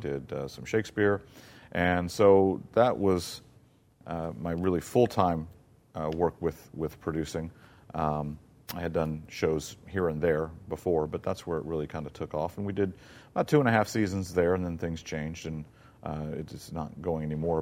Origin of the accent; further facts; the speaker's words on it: South Mississippi, United States; moved away; also born or lived in Florida / Virginia; growing up in South Mississippi